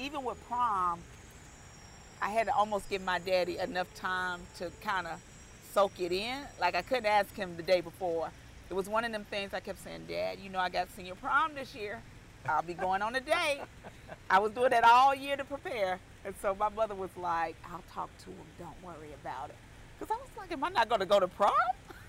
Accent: Charlotte, North Carolina, United States; Charlotte, North Carolina. So I am a unicorn. There's not too many of us left.

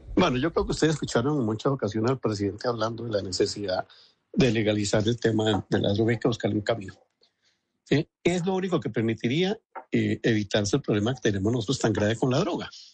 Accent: Colombia; nosotros como colombianos

